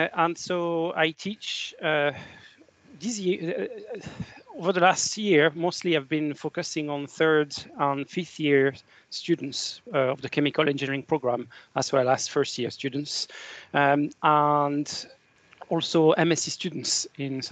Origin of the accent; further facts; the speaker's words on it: France; moved away as an adult; now in Scotland, United Kingdom; from my accent, you probably guessed I was born in France. And I've been living in Scotland for 26, 27 years